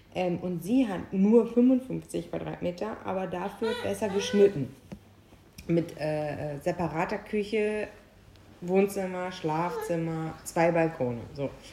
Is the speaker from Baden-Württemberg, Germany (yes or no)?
no; Büren, North Rhine-Westphalia, Germany; moved away; in Büren, wo ich herkomme